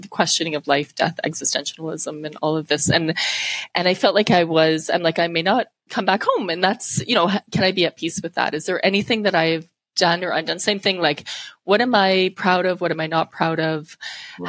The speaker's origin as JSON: {"language": "English", "country": "Canada", "tie": "born or raised there", "said": "being Canadian. I was able to go back home with my passport and made it through the systems. So coming back to my hometown, which is where I live now"}